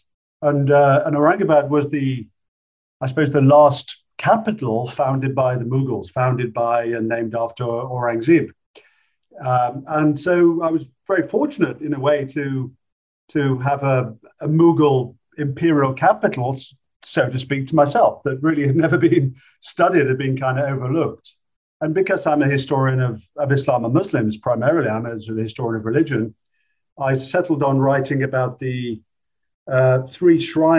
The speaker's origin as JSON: {"language": "English", "area": "British Midlands", "region": "England", "country": "United Kingdom", "tie": "born or raised there", "said": "I grew up in the British Midlands"}